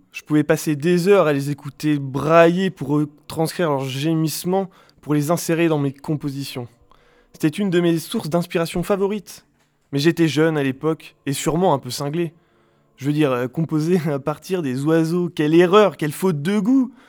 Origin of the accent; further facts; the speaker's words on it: Avignon, Provence-Alpes-Côte d'Azur, France; born there; Je suis né à Avignon, mon père était professeur d'anglais et ma mère poète.